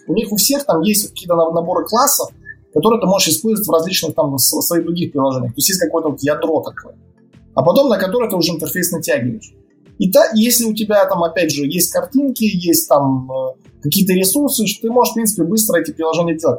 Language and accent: Russian; Novopolotsk, Vitebsk Region, Belarus; moved away as an adult; now in Minsk, Belarus; это мой родной город